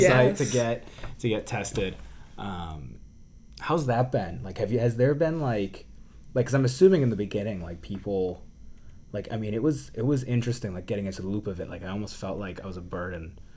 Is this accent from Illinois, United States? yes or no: no; Medford, Massachusetts, United States; I'm from Medford, Massachusetts